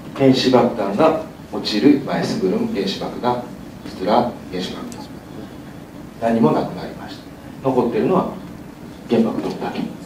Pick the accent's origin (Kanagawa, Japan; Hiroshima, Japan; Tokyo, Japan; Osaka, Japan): Hiroshima, Japan; 私たち広島の人は